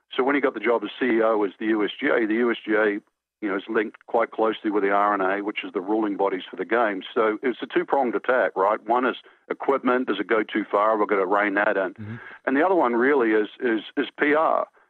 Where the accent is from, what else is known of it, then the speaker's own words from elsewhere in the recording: New Zealand; moved away; I grew up in New Zealand